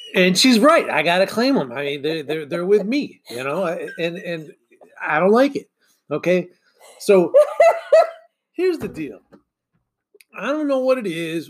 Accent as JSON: {"language": "English", "region": "Michigan", "country": "United States", "tie": "born or raised there", "said": "growing up in Michigan"}